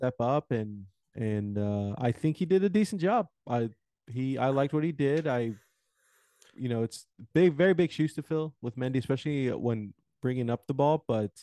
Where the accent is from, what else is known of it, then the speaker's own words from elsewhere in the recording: Houston, Texas, United States; my hometown, Houston, Texas